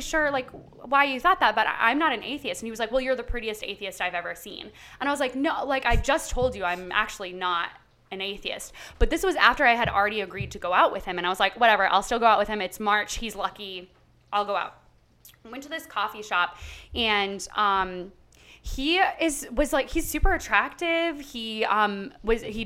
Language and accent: English; Massachusetts, United States; I am from Massachusetts. We live right next to Salem.